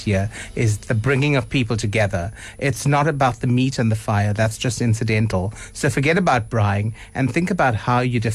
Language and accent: English; South Africa; as a South African Indian, being Indian is my culture. It's my lineage. But I'm South African because I was born here